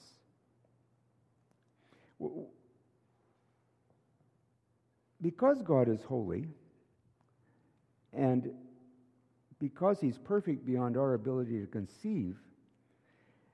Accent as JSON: {"language": "English", "country": "United States", "moved": "yes", "lives_now": "Canada", "said": "I'm an American"}